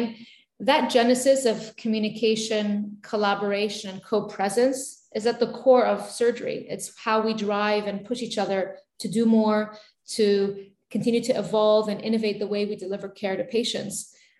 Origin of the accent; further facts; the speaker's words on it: Beirut, Beirut Governorate, Lebanon; And it wasn't the safest time to be growing up in Beirut.